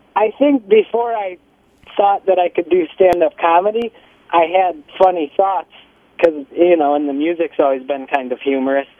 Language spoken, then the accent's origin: English; Zion, Midwest, United States; We're from the Midwest